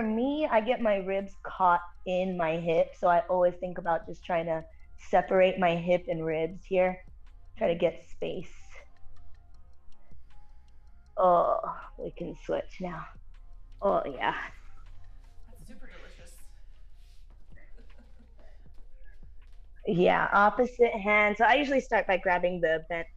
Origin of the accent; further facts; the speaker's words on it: El Monte, California, United States; I'm from Monte because that's where I'm from, also known as SGV